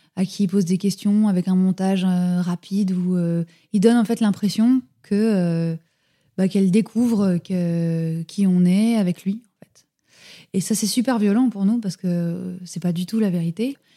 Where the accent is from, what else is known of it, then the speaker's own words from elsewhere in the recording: France; nous on est français